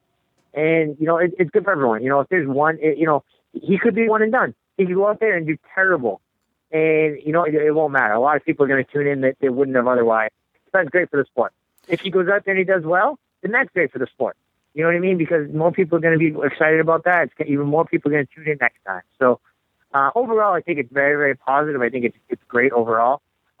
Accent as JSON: {"language": "English", "town": "Boston", "region": "Massachusetts", "country": "United States", "said": "we're both from Boston"}